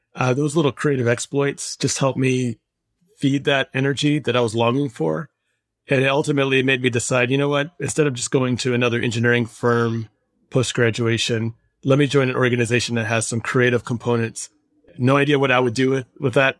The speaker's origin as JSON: {"language": "English", "region": "Michigan", "country": "United States", "tie": "born or raised there", "said": "I was growing up in the heart of big auto."}